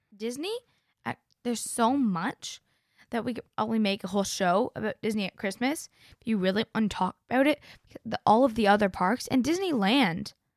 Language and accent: English; Canada; I'm a Canadian and a Floridian